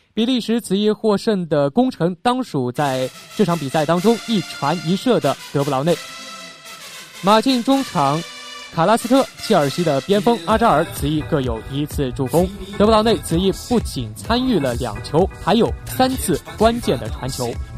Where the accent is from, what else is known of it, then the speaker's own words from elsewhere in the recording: China; 作为中国人